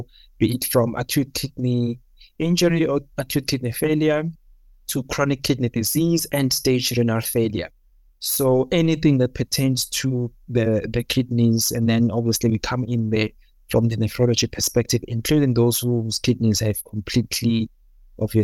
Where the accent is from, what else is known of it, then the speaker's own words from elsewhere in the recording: Durban, KwaZulu-Natal, South Africa; moved away as an adult; also born or lived in Free State / Cape Town; now in Johannesburg, South Africa; I was born in Durban, KwaZulu-Natal, in the south of Durban. Yeah, I was born in a township